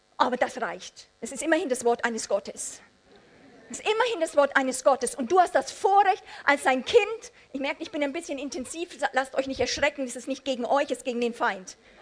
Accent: Amberg, Bavaria, Germany; bei uns zu Hause in Amberg, Oberpfalz, meine äh, Eltern waren Teil einer Bewegung

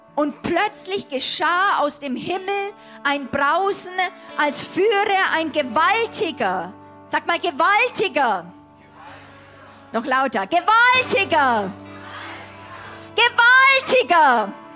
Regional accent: Germany; Ich identifiziere mich für, als Deutsche

